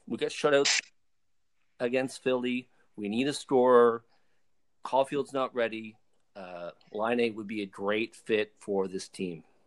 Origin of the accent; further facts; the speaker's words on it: Sydney River, Nova Scotia, Canada; moved away as an adult; also born or lived in Fredericton / Alberta; I am originally from Cape Breton, uh, Sydney River, Cape Breton.